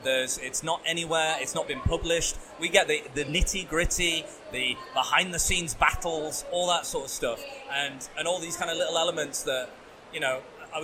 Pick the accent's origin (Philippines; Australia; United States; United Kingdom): United Kingdom; England; We're English. We're white, pale dudes.